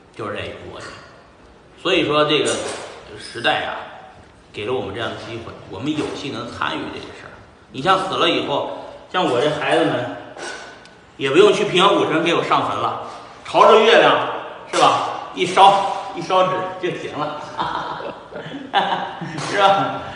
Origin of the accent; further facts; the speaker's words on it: China; moved away; 咱们是中国人